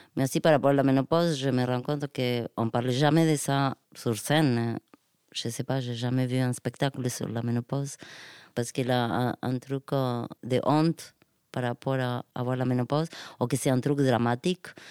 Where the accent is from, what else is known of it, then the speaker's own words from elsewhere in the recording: Argentina; French is a second language; moved away; de chez moi en Argentine.